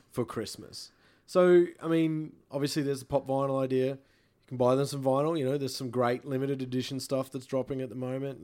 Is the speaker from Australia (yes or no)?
yes; Rockhampton, Queensland, Australia; moved away; I'm from Rockhampton. I go home to my family in Rockhampton